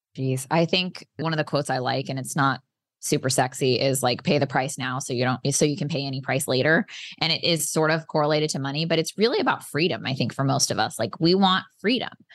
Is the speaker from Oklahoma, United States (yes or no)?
yes; Oklahoma, United States; moved away; also born or lived in San Diego, California; I am originally from San Diego, but I grew up on an eighty acre ranch in Oklahoma